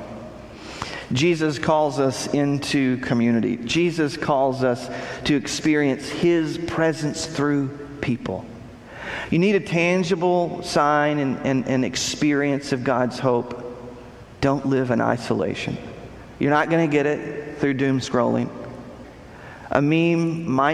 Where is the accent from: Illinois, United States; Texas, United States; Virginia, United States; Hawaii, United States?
Texas, United States; moved away; the church I grew up in back in Texas